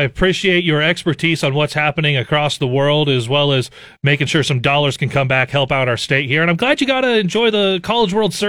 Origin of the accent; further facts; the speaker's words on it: Nebraska, United States; I'm from Nebraska